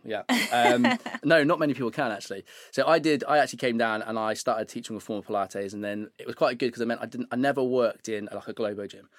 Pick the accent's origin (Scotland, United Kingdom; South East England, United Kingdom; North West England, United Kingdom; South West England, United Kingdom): South West England, United Kingdom; Devizes; moved away as an adult; I'm from Wiltshire.